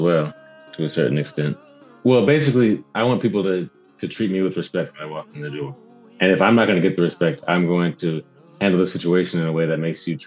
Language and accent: English; Milwaukee, Wisconsin, United States; moved away as an adult; now in Austin, United States; I'm from Milwaukee. I spent pretty much my whole life there.